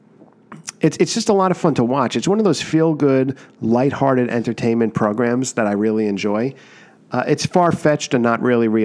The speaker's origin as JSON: {"language": "English", "country": "United States", "tie": "born or raised there", "said": "Growing up near New York City"}